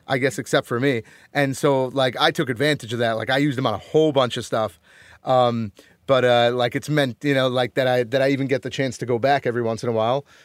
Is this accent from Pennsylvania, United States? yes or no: no; Connecticut, United States; moved away as an adult; also born or lived in Rhode Island; now in New York, United States; I grew up in Connecticut, so, like, I live in New York now